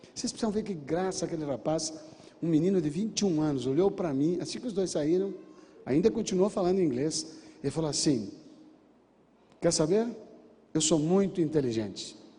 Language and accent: Portuguese; Brazil; Eu sou brasileiro nato.